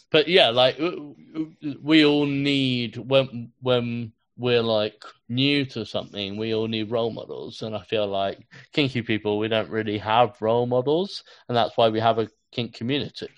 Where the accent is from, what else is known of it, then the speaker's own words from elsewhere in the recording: London, United Kingdom; growing up in London